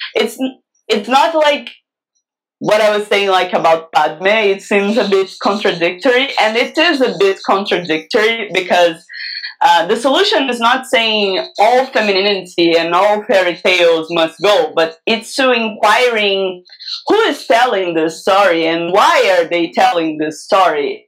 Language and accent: English; Brazil; a massacre happened in my hometown here